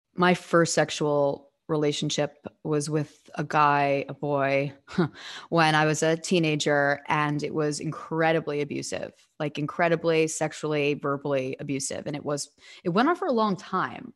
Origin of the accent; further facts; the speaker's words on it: New York City, New York, United States; I am from Staten Island